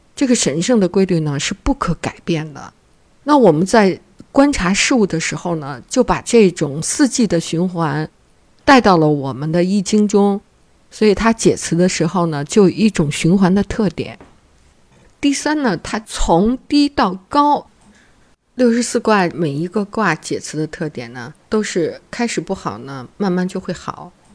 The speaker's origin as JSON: {"language": "Chinese", "country": "China", "said": "我们中国人"}